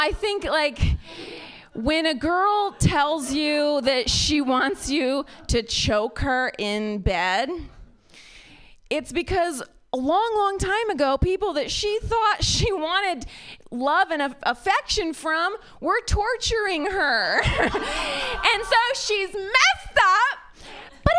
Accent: Ohio, United States; now in Bay Area, United States; I am from Ohio.

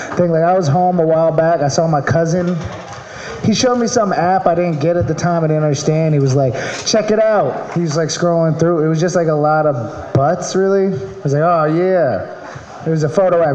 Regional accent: Maryland, United States; moved away; I'm from Maryland

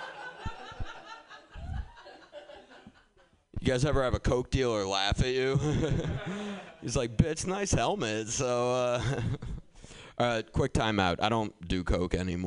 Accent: Boston, Massachusetts, United States; also born or lived in Somerville; I grew up in Boston

